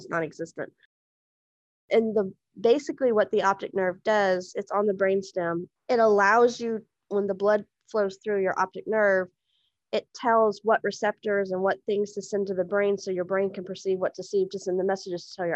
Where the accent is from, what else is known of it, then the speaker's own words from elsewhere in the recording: Houston, Texas, United States; I was born in Houston, Texas in 1978